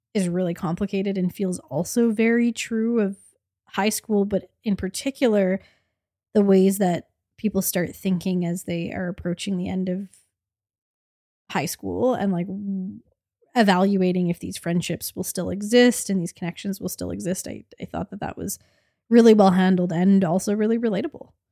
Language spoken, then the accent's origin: English; Canada; the Canadian millennial suburban movie loving, came-of-age in the aughts that we are